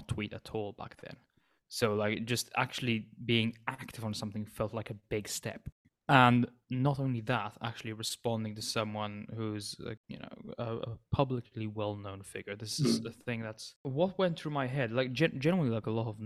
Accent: Malta; I'm from the Mediterranean island of Malta

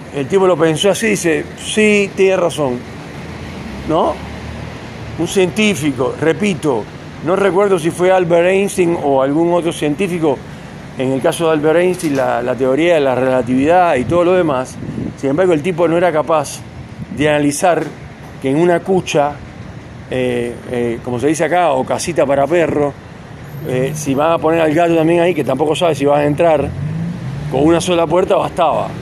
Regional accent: Cuba; now in Neuquén, Argentina; yo nací en Cuba

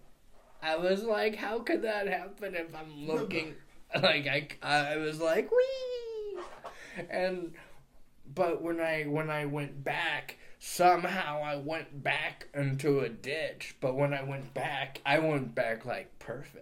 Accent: Tampa, Florida, United States; moved away; Tampa Bay, my hometown back at... My hometown back in Florida.

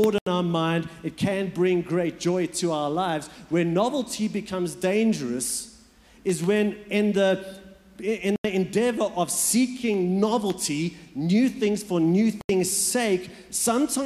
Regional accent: Port Elizabeth, Eastern Cape, South Africa; moved away; also born or lived in Johannesburg; I was born in Johannesburg, and then we moved, when I was about 7 years old, we moved to what's known as Port Elizabeth.

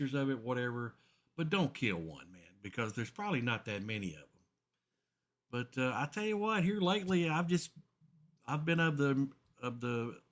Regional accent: Horse Cave, Kentucky, United States; here in my hometown of Horse Cave

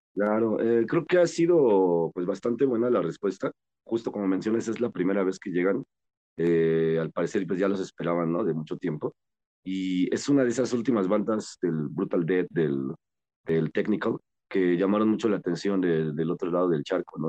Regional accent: Mexico; somos mexicanos

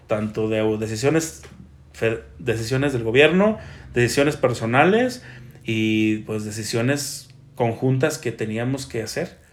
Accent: Mexico; como buen mexicano

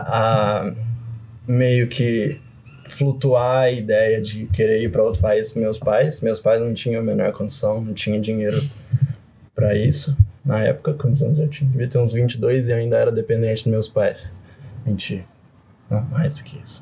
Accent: Brazil; moved away as an adult; now in Canada; sou de cidade pequena, tipo, a cidade onde eu nasci tem 60 mil habitantes hoje em dia

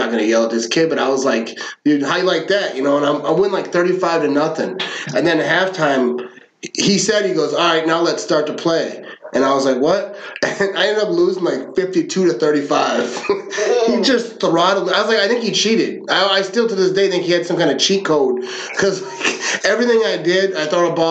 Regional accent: Green Bay, Wisconsin, United States; I grew up in Green Bay. I was born in Green Bay.

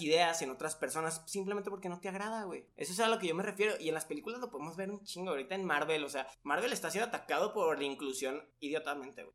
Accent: Mexico; A mí como mexicano

